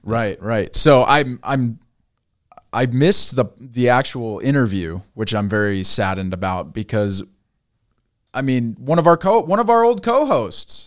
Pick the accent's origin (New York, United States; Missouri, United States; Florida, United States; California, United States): California, United States; Bay Area; I grew up in, I grew up in the Bay Area